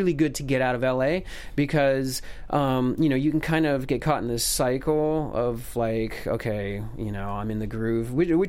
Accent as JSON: {"language": "English", "country": "Germany", "tie": "born or raised there", "also_born_or_lived": "United States", "moved": "yes", "said": "Yeah. I was born in the States. {S0} Okay. {S2} But I grew up in Germany. My father was he's an engineer."}